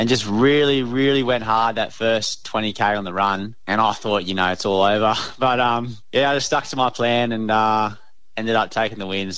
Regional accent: Queensland, Australia; being a Queenslander

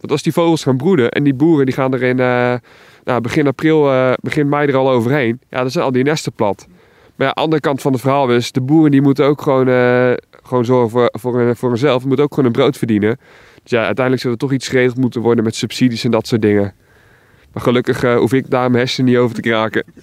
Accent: Alblasserwaard, South Holland, Netherlands; Ik kom zelf uit de Alblas Zwaard.

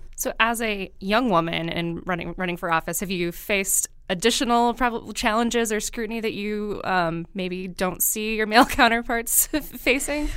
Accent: Marinette, Wisconsin, United States; I grew up in Marinette

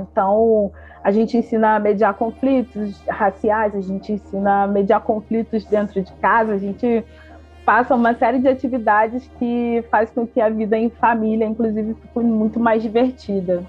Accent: Belford Roxo, Rio de Janeiro, Brazil; nasci, cresci, fui criada lá em Belfor Roxo

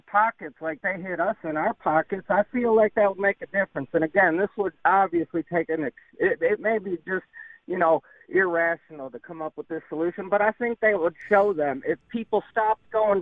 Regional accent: New York, United States; moved away; I'm from New York

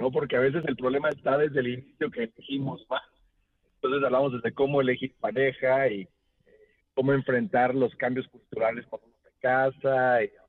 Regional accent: Mexico; Yo soy súper así como mexicana

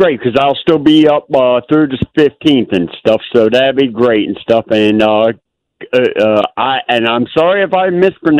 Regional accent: Kentucky, United States; now in Maryland, United States; I was born and raised in Kentucky

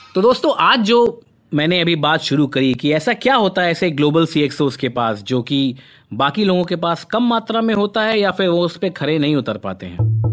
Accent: Kanpur, Uttar Pradesh, India; moved away; मैं तो भाई कानपुर से आया हुआ एक सीधा साधा लड़का था

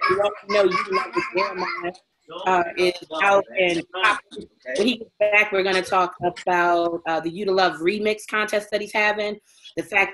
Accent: Baltimore, Maryland, United States; I'm from Baltimore

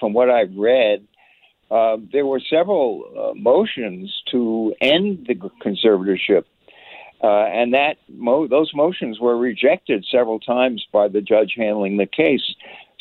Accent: New York, United States; I'm a New Yorker

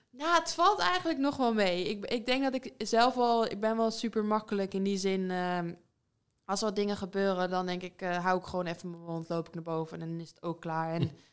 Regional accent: Netherlands; moved away as an adult; now in England; dichtbij, dichtbij waar ik vandaan kom

